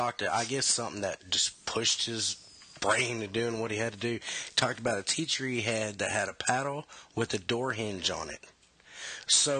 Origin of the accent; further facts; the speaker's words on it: Gholson, Texas, United States; I was from Gholson